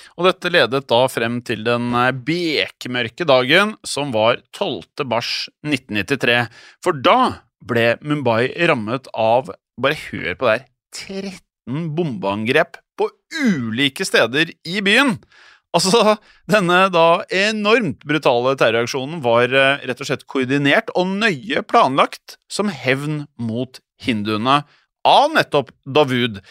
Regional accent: Norway; her hjemme i Norge

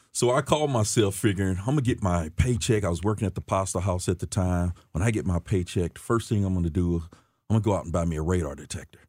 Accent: St. Louis, Missouri, United States; I grew up in, uh, West Saint Louis my younger years, um, fifty-nine hundred block of Wabah to be exact. Um, as I got older, we moved out to, uh, North Saint Louis County.

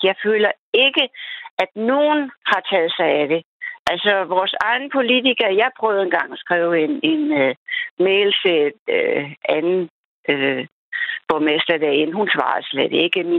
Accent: Denmark; da jeg var dansker

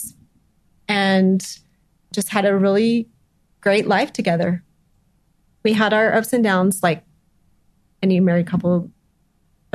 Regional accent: Scipio, Utah, United States; I grew up actually in Scipio

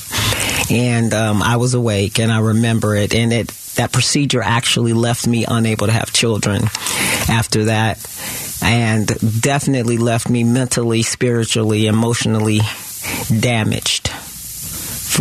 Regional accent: Detroit, Michigan, United States; Growing up, I grew up in Detroit, Michigan.

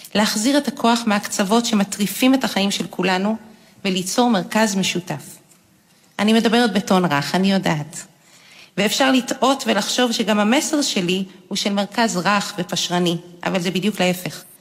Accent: Jerusalem, Jerusalem District, Israel; אני יהודייה, דתייה, ציונית דתית, לאומית, פמיניסטית, ירושלמית

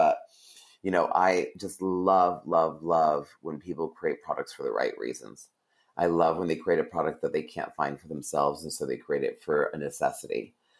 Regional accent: Vancouver, British Columbia, Canada; And I grew up in Vancouver.

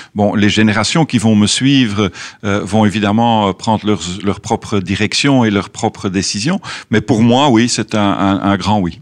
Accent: Belgium; comme Belge évidemment, on est très ouvert sur le monde. On a un tout petit pays

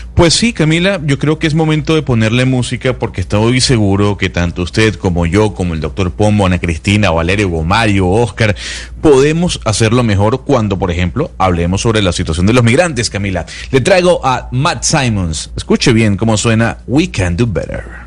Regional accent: Venezuela; now in Colombia; se lo pregunto como venezolano, existe una estigmatización en contra de nosotros

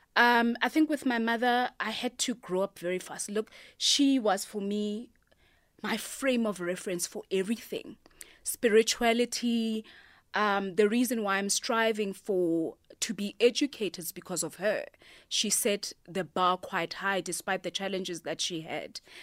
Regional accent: Pretoria, Gauteng, South Africa; also born or lived in Cape Town; now in Johannesburg, South Africa; I'm originally from Mamelodi

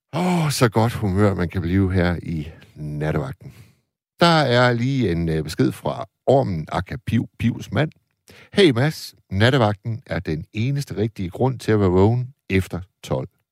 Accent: Tornby, North Denmark Region, Denmark; jeg spillede fodbold øh, som knægt i Tornby

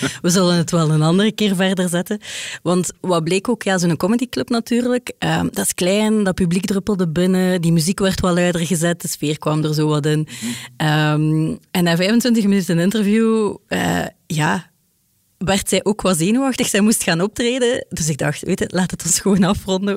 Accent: Ghent, Flanders, Belgium; ik ben van Gent

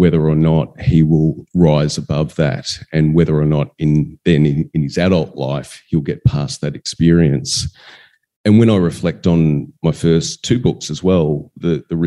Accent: Western Victoria, Australia; We were growing up in Western Victoria, and we had a farm on the outskirts of town

